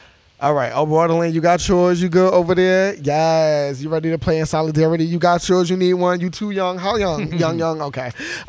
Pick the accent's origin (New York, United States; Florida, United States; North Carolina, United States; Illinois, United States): New York, United States; New York City; I'm from Brownsville.